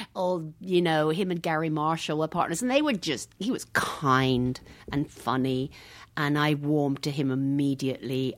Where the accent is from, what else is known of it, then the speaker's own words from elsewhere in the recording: Hackbridge, London, United Kingdom; moved away as an adult; now in Los Angeles, United States; I came from Hackbridge